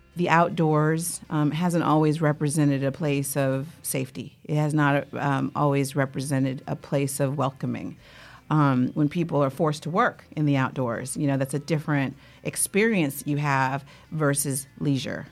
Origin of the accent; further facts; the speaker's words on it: Oakland, California, United States; growing up in Oakland